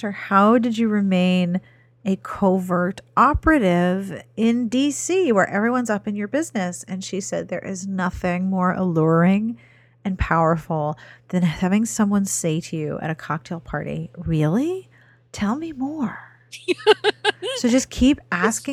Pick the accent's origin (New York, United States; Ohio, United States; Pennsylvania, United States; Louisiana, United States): Pennsylvania, United States; Pittsburgh; I grew up in Pittsburgh, which is very Midwestern in attitude